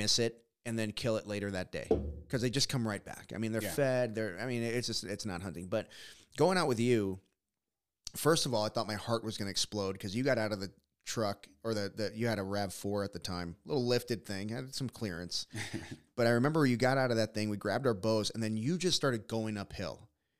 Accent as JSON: {"language": "English", "region": "Texas", "country": "United States", "tie": "born or raised there", "said": "Growing up in Texas, we would go to, Southwest Texas, area."}